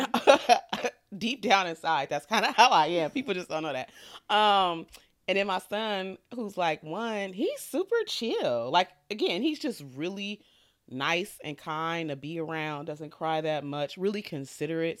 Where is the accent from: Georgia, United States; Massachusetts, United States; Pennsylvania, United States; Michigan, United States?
Michigan, United States; Detroit; I grew up in Detroit